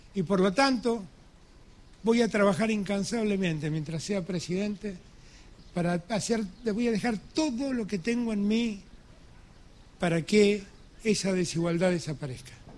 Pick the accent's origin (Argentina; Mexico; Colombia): Argentina; Buenos Aires; soy hijo de un riojano y conozco de qué se trata el norte, pero también soy un porteño que ama su ciudad